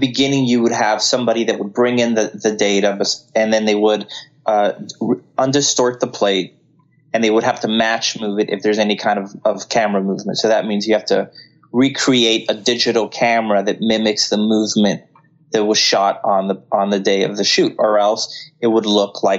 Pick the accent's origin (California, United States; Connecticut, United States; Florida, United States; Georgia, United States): Florida, United States; Miami; also born or lived in Colombia; now in Los Angeles, United States; I was raised in Miami